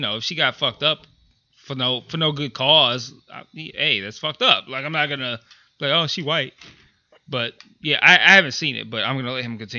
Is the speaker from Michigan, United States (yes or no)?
yes; Detroit, Michigan, United States; So if you're out of town and somebody's like, hey, where are you from? No explanation needed. Detroit. I'm from Detroit. That's it.